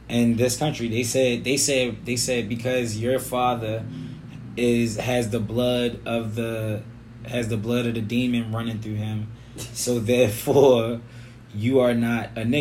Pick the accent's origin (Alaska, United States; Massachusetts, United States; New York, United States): Alaska, United States; That I'm from Alaska.